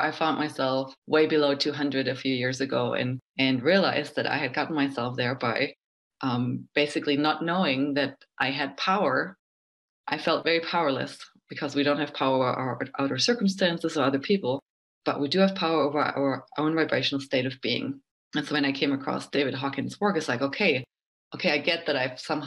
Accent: Germany; I'm from Germany

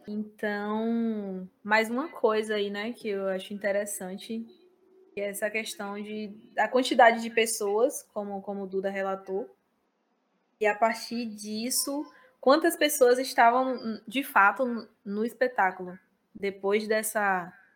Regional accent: Cruz das Almas, Bahia, Brazil; eu sou da cidade de Cruz das Almas

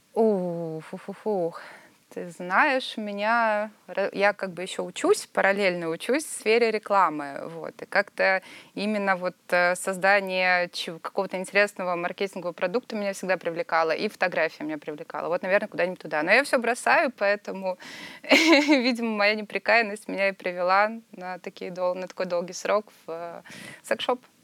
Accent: Sochi, Krasnodar Krai, Russia; я из Сочи

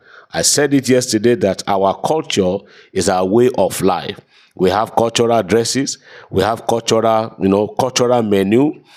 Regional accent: London, United Kingdom; I am so person from London, United Kingdom.

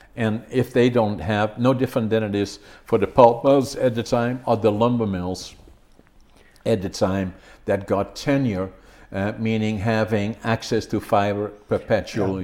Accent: Netherlands; moved away as an adult; now in Prince George, Canada; I was born in Holland, working in lumber industry

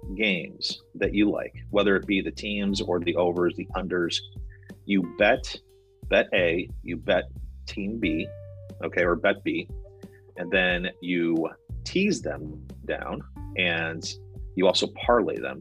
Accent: United States; I'm American.

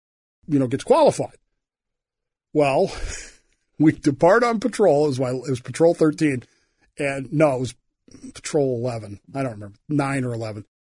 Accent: Oklahoma, United States; growing up in Oklahoma, man. With parents from the 40s.

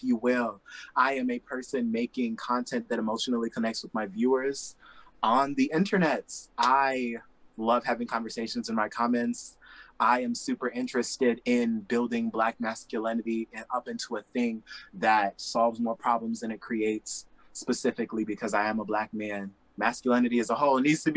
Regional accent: Indianapolis, Indiana, United States; Growing up in Naptown

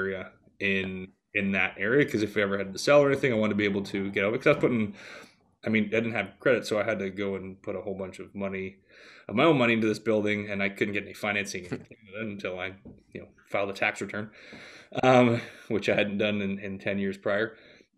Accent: Stoney Creek, Ontario, Canada; moved away as an adult; also born or lived in Houston; decided to move back to my hometown of Stoney Creek, Ontario about 6 years ago

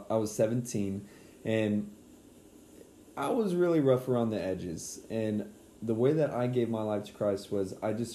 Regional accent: San Antonio, Texas, United States; moved away; back to my hometown of San Antonio, where luckily we're back at now

